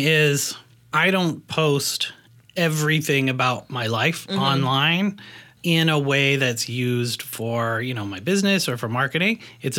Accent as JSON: {"language": "English", "country": "Canada", "moved": "yes", "lives_now": "Portland, United States", "said": "I'm from Canada."}